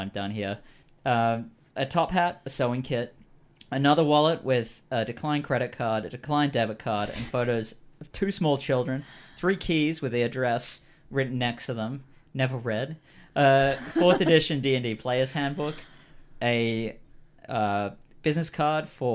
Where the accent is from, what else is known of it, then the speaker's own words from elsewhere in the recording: Australia; I'm Australian